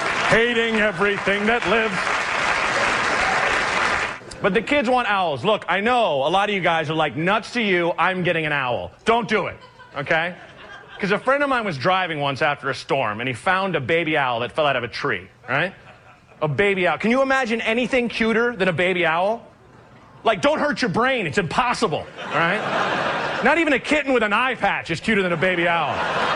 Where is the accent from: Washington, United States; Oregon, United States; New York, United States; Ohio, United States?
Oregon, United States; I'm from Oregon.